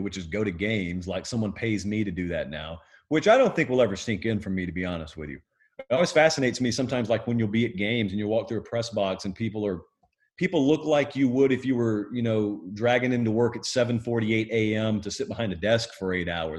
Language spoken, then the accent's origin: English; Columbus, Georgia, United States; also born or lived in Fortson, Georgia; I hail from Columbus, Georgia, just north of there in Fortson, Georgia